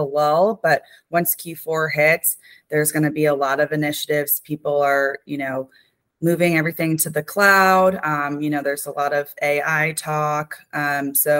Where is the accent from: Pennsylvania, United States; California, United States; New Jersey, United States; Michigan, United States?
New Jersey, United States; I lived 30 minutes from West Point. I'm from New Jersey